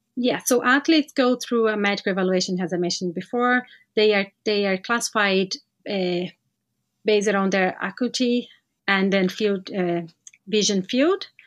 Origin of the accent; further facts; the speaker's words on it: Brazil; moved away as an adult; now in Ireland; I'm from Brazil